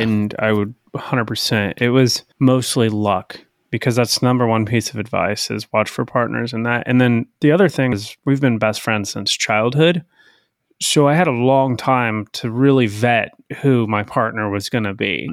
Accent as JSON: {"language": "English", "region": "Idaho", "country": "United States", "tie": "born or raised there", "moved": "yes", "said": "growing up in Idaho"}